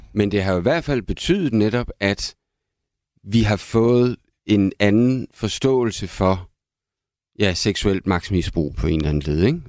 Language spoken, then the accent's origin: Danish; Aalborg, North Denmark Region, Denmark; min barndom i Aalborg